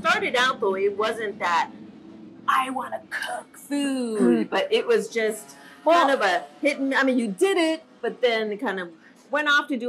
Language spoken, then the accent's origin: English; Wahiawa, Hawaii, United States; I'm from Wahiwa, so I have been here multiple times.